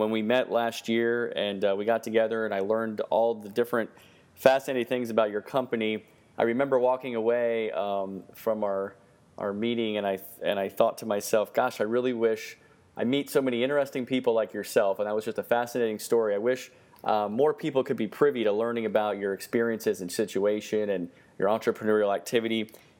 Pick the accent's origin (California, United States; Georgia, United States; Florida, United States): Florida, United States; Miami; So we're glad to have you in my home state and Florida, and actually the city where I was born, Miami.